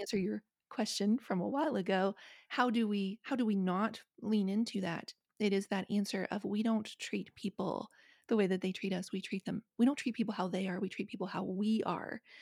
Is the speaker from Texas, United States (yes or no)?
no; Appalachia, West Virginia, United States; I grew up in West Virginia, I grew up in Appalachia